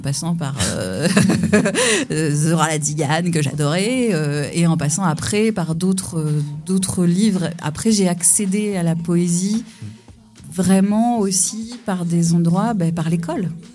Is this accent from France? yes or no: yes; Pessac, Nouvelle-Aquitaine, France; now in Conflans-Sainte-Honorine, France; je suis née en région bordelaise à Pessac